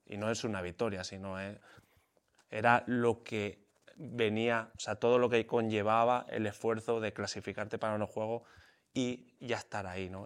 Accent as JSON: {"language": "Spanish", "country": "Spain", "said": "corría en España, hacía carreritas ahí por la región donde yo vivía"}